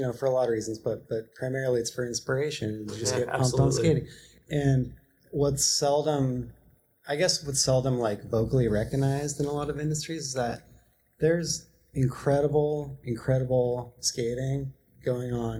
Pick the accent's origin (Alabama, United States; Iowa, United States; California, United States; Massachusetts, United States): California, United States; Grass Valley; I feel very lucky to have grown up in Grass Valley